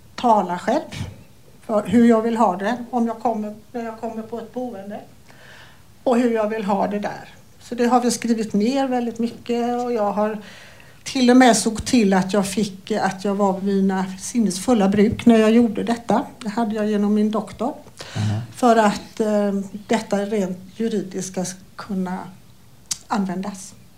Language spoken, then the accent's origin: Swedish; Falkenberg, Halland County, Sweden; also born or lived in Gothenburg, Sweden; now in Falkenberg, Sweden; jag kommer ursprungligen från Falkenberg